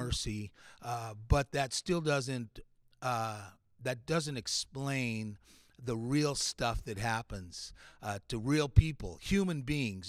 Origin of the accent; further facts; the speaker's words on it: Latin American Bible Institute campus, California, United States; also born or lived in New Mexico; we grew up on the Latin American Bible Institute campus together, both fathers were professors, uh, so he's, like, a year older than me. So when we came to California from New Mexico, I was one year old